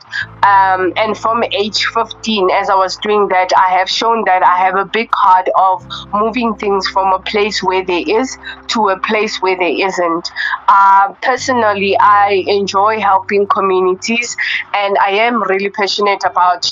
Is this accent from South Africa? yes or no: yes; Soweto, Gauteng, South Africa; also born or lived in Meyerton, Gauteng; I was born and raised in Soweto